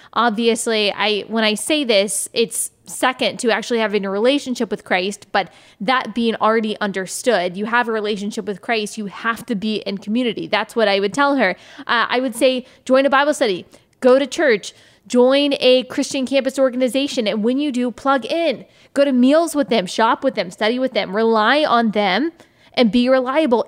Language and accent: English; Texas, United States; moved away as an adult; also born or lived in South Carolina; I am from Texas, born and raised